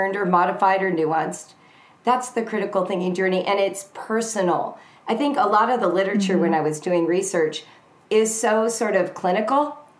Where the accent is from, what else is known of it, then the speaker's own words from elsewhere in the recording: Southern California, United States; I'm from Southern California